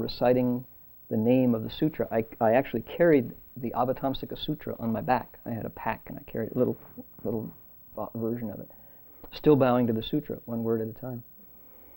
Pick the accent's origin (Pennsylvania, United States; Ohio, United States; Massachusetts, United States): Ohio, United States; Toledo; moved away; I grew up a Methodist in Toledo, Ohio